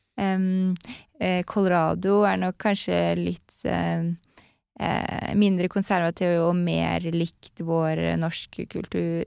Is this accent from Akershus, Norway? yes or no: yes; Lommedalen, Akershus, Norway; also born or lived in United States; now in Oslo, Norway; Jeg vokste opp i Lommedalen, som mm. er rett utenfor uh, Oslo